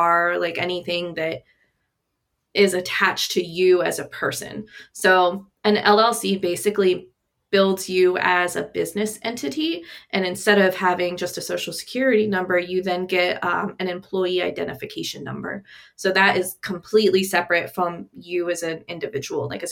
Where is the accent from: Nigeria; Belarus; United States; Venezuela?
United States; Ohio; I'm from Ohio